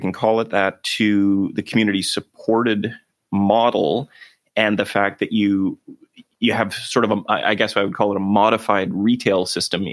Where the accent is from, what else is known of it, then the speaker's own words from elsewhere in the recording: Canada; We as Canadian consumers